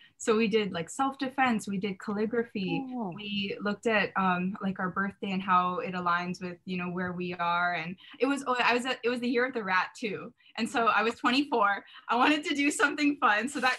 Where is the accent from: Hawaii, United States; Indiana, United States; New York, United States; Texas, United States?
Hawaii, United States; Ewa Beach; I was commuting from Eva Beach, waking up at 5 a.m.